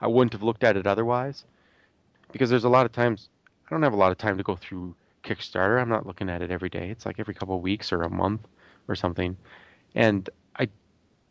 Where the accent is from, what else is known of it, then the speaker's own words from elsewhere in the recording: Buffalo, Minnesota, United States; Buffalo, Minnesota, my hometown